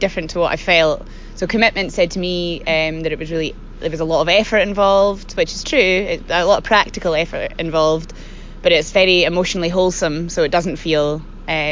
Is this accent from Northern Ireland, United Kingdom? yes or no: no; Jura, Scotland, United Kingdom; I'm from Jura originally, and I moved back there after studying art school, and it's home